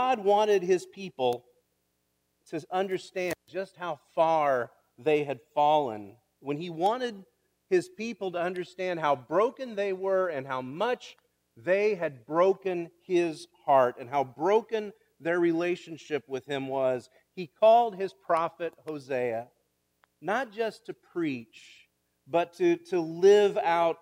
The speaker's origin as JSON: {"language": "English", "town": "Kansas", "region": "Illinois", "country": "United States", "said": "I'm from Kansas, Illinois"}